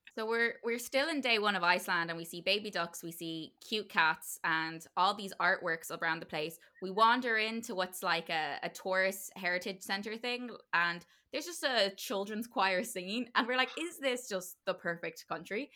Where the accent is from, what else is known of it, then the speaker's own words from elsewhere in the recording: Ireland; we're Irish